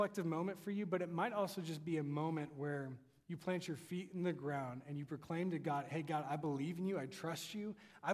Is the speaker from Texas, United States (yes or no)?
yes; Texas, United States; my accent. I tell him I'm from Texas